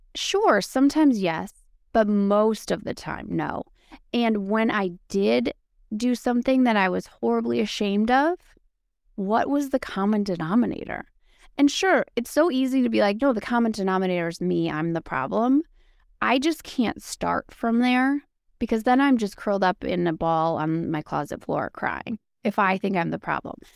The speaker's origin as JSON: {"language": "English", "region": "Wisconsin", "country": "United States", "also_born_or_lived": "Green Bay, Wisconsin", "said": "I'm from Wisconsin, and so Wisconsin is like known for beer"}